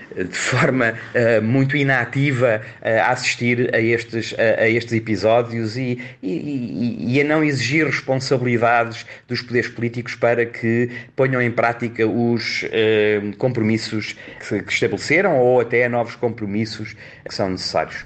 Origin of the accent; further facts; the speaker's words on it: Portugal; nós, como portugueses